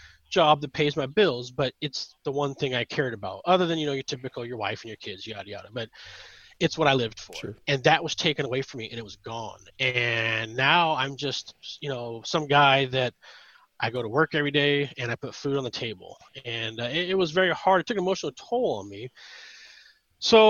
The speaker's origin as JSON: {"language": "English", "region": "Northern California", "country": "United States", "tie": "born or raised there", "said": "I was born and raised in California, Northern California"}